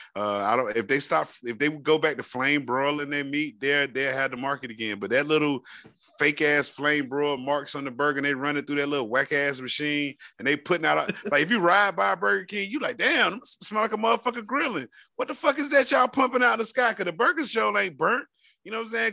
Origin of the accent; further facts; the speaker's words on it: Florida, United States; I'm from Florida, and we have a bad rep with the nation